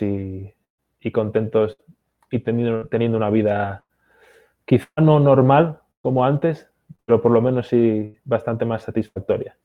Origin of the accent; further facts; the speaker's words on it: Basque Country, Spain; also born or lived in Galicia; now in United States; ni en mi pueblo se come paella. Eh, yo en la escuela hablaban en euskera, no en, no en español. Mi familia habla gallego-portugués